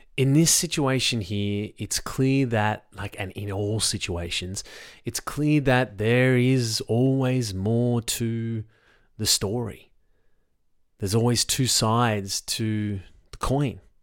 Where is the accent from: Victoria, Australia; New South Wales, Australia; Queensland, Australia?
New South Wales, Australia; Sydney; I'm in Sydney, Australia. I grew up basically on the North Shore.